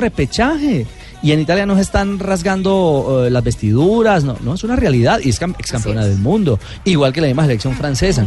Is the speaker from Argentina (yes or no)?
no; Colombia; como colombiano